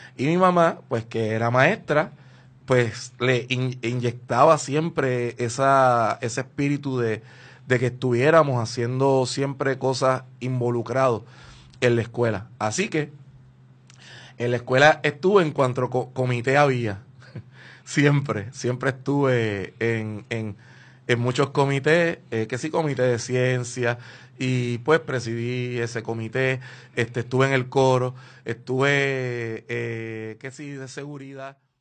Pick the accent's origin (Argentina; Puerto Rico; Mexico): Puerto Rico; lo que somos como puertorriqueños